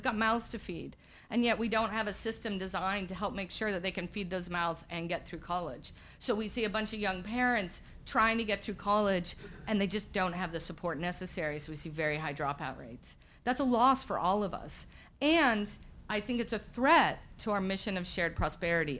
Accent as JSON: {"language": "English", "region": "Southern Virginia", "country": "United States", "tie": "born or raised there", "moved": "as an adult", "said": "my hometown in Southern Virginia"}